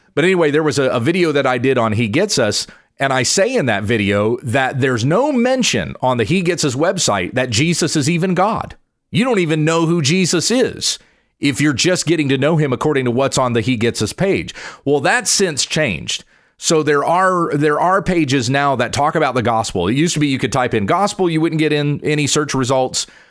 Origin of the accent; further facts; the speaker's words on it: United States; being an American myself